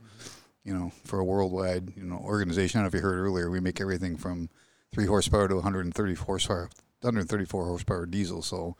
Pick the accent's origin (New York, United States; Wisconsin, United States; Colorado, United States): Wisconsin, United States; No, but Wisconsin's close enough.